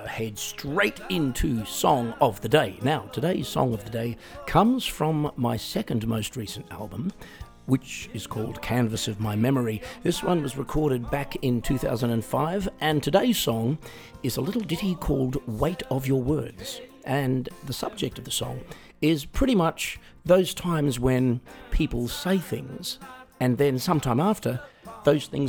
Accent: Australia; accent: Australian; I'm also Australian, which some of you might have picked via the accent

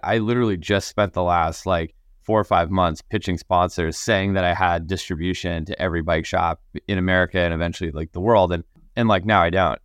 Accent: Connecticut, United States; I grew up in Connecticut, so, like, winters were, were, were pretty cold

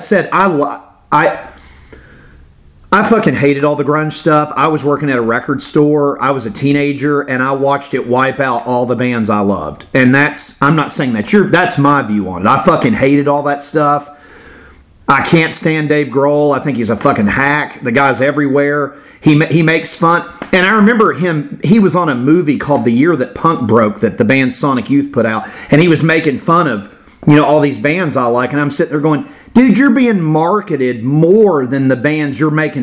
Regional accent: Florida, United States; I grew up in Florida

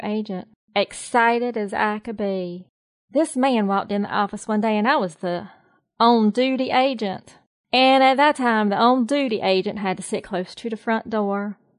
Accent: the South, United States; now in North Carolina, United States; I am a Southerner. I am definitely a true Southerner through and through.

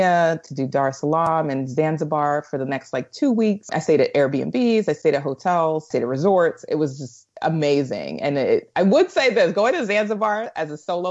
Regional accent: United States; being an American traveling abroad, or Black American traveling abroad

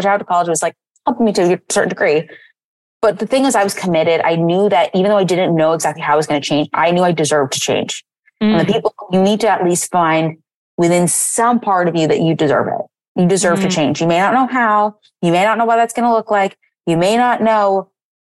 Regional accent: East Coast, United States; now in San Francisco, United States; I'm originally from the East Coast, so I went far

